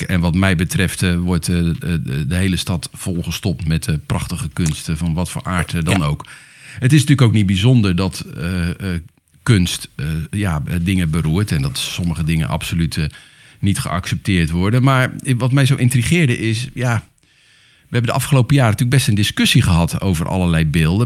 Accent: Netherlands; wij als Nederlanders

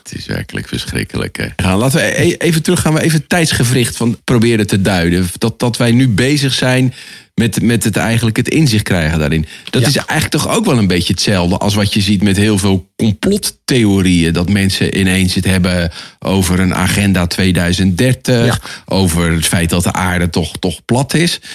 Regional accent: Netherlands; als Nederlanders

